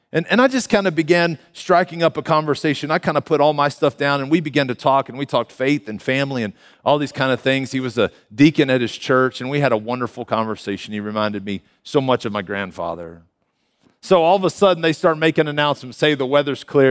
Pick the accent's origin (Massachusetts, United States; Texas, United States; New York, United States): Texas, United States; Canyon; moved away as an adult; now in Denver, United States; I am a native Texan, born and raised in Canyon, Texas, just up the road here